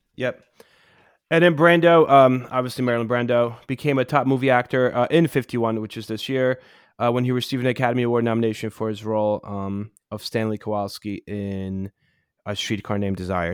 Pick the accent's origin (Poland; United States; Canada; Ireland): Poland; moved away; When I was growing up in Poland